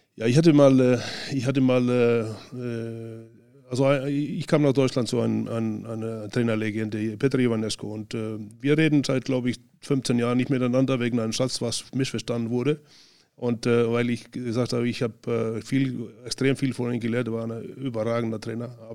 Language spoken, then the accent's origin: German; Northeastern Region, Iceland; German is a second language; moved away as an adult; also born or lived in Spain; dann ab in den Norden, Nordisland wieder, wo ich herkomme